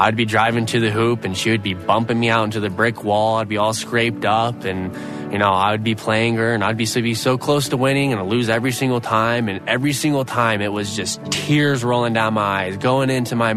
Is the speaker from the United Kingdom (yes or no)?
no; Idaho, United States; Growing up in Idaho, I was surrounded by a bunch of family